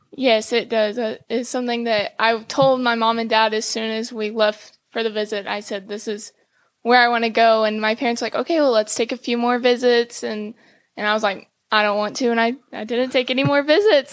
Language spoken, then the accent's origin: English; Cuero, Texas, United States; also born or lived in Plano, Texas; I was born in Plano, Texas, but I grew up in Cuero, Texas, small town, South Texas.